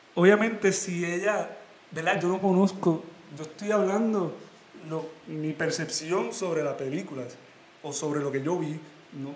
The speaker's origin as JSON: {"language": "Spanish", "country": "Puerto Rico", "moved": "yes", "said": "Yo como boricua"}